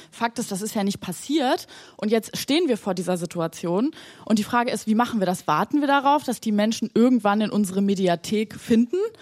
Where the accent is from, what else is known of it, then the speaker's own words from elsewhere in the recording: Germany; wir, glaube ich, in Deutschland